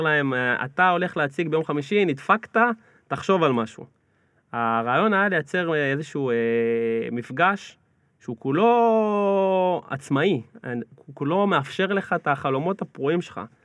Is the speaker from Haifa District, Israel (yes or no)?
no; Mevaseret Zion, Jerusalem District, Israel; אני גדלתי במבשרת, מבשרת ציון